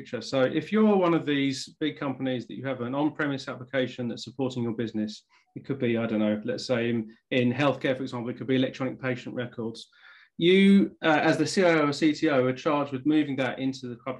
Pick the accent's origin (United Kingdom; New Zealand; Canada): United Kingdom; England; accent: English; as you can probably tell from the accent, I'm English